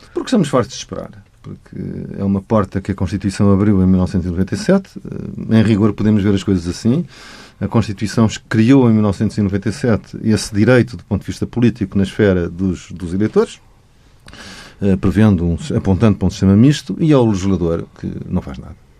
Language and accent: Portuguese; Portugal; agora nós somos portugueses, somos membros da CPLP